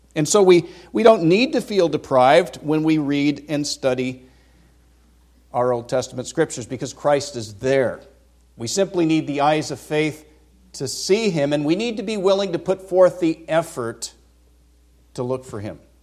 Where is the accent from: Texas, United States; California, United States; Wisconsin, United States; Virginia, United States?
California, United States; Vacaville; moved away as an adult; I grew up in California, was born in Vacaville, nineteen sixty-three. I lived the first twenty-two years of my life there